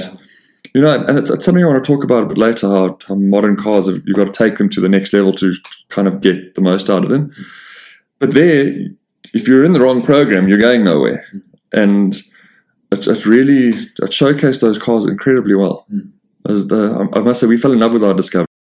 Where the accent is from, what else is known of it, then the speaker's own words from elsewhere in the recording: South Africa; being South African